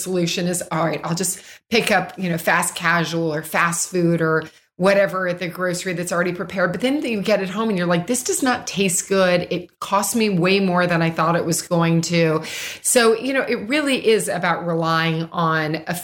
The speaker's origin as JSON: {"language": "English", "town": "Louisville", "region": "Kentucky", "country": "United States", "tie": "born or raised there", "said": "I grew up in Louisville, Kentucky"}